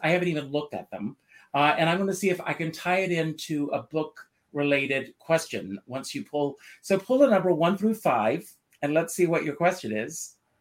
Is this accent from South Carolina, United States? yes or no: yes; Conway, South Carolina, United States; Even as a little boy, growing up in Conway, South Carolina